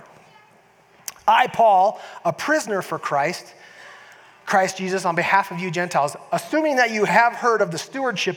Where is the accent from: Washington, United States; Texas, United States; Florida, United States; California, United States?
California, United States; San Diego; moved away as an adult; also born or lived in Nebraska; now in Utah, United States; I was raised in San Diego, but I was born in Nebraska